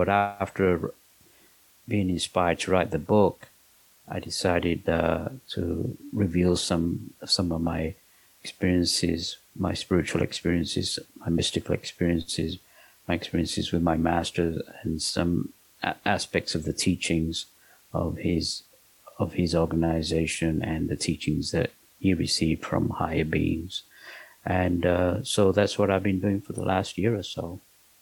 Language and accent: English; London, United Kingdom; moved away as an adult; also born or lived in Pakistan / Manchester area, North West England; now in Los Angeles, United States; I was born in Pakistan, and my parents moved to England when I was 3 years old